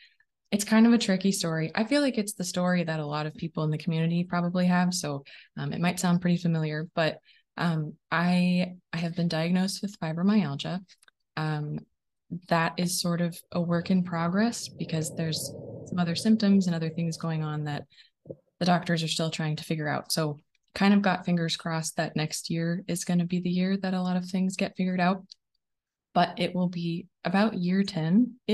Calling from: Oregon, United States; I'm connecting from Oregon today, just a little bit outside of Portland.

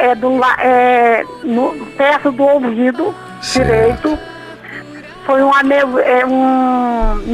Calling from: Brasília, Federal District, Brazil; Brasília, Distrito Federal.

